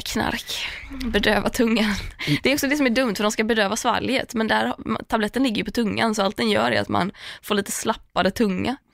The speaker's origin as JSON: {"language": "Swedish", "town": "Tahult", "region": "Västra Götaland", "country": "Sweden", "tie": "born or raised there", "moved": "yes", "lives_now": "Stockholm, Sweden", "said": "Tahult, för att det finns ingen där där jag är uppvuxen."}